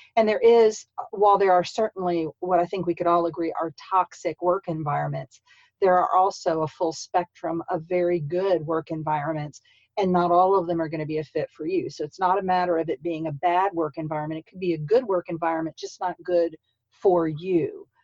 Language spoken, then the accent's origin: English; St. Petersburg, Florida, United States; also born or lived in Columbus, Georgia / Midwest / Marianna, Florida; now in Tallahassee, United States; I'm from St. Petersburg